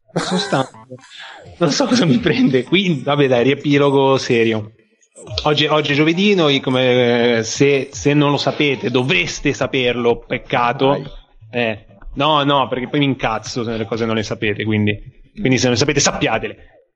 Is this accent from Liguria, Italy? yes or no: yes; Genoa, Liguria, Italy; siamo di Genova